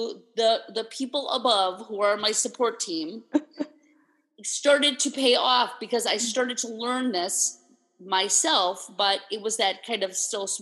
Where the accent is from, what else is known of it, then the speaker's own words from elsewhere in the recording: New York, United States; As a New Yorker